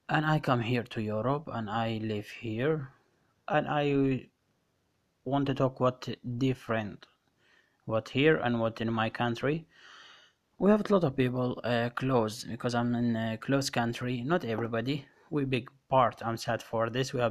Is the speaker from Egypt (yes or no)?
no; Iraq; moved away; طويلة طبعا اللي هو بلدي الحبيب وسافرت على أوروبا واستقريت الحمد لله والشكر وكملت كل شيء أوراقي ولجوئي واني لاجئ عراقي